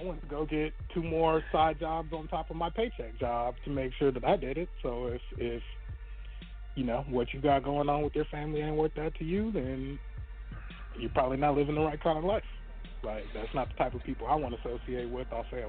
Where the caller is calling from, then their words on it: Texas, United States; I'm calling from Texas